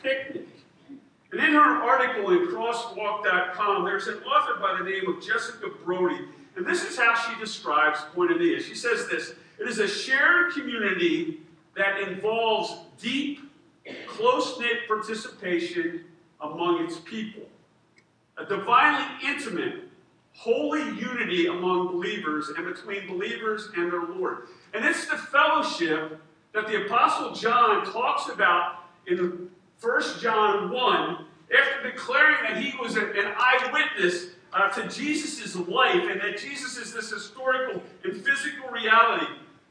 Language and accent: English; Harrisburg, Pennsylvania, United States; also born or lived in Redondo Beach, California; I grew up in Harrisburg.